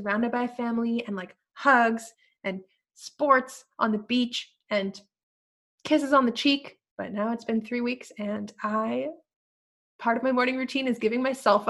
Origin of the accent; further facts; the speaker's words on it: Mexico; moved away; Because I came from Mexico, okay? I came from Mexico, and in Mexico, every time you enter and exit a room, you're hugging and kissing people